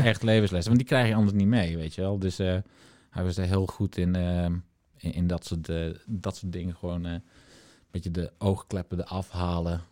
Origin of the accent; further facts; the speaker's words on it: Friesland, Netherlands; moved away; toen wij nog in Friesland woonden... en mijn ouders hadden een mooie woonboerderij